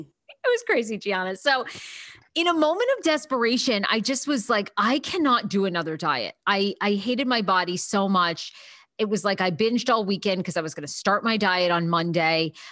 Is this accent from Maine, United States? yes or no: yes; Maine, United States; I grew up in Maine